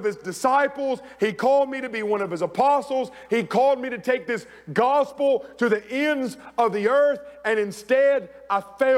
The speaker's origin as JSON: {"language": "English", "town": "Rock Hill", "region": "South Carolina", "country": "United States", "tie": "born or raised there", "moved": "as an adult", "said": "I get back home to Rock Hill, South Carolina."}